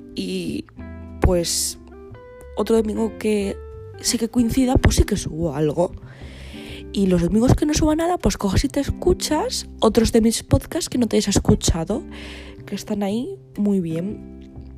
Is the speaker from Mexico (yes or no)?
no; Asturias, Spain; yo soy asturiana